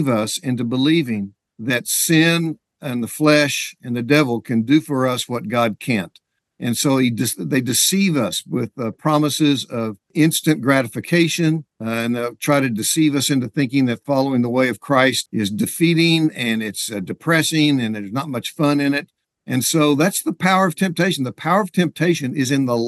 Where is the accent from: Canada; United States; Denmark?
United States; Oklahoma; also born or lived in Texas; I was born and raised in Oklahoma